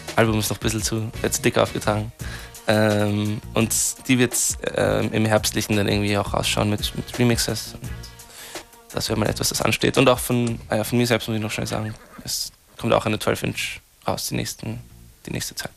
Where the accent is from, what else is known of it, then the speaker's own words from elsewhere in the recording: Austria; ich bin ja Österreicher auch